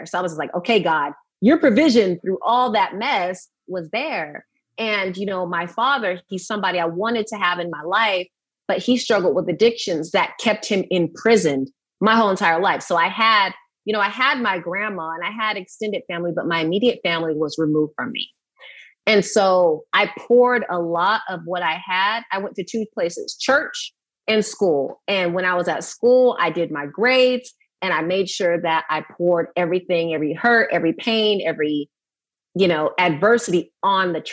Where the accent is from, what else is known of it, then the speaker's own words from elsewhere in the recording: Riverside, California, United States; also born or lived in San Luis Obispo area, California / Atascadero, California; California. I'm from Riverside